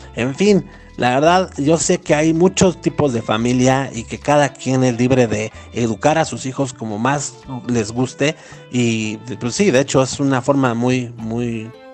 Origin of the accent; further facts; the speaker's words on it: Mexico; como mexicanos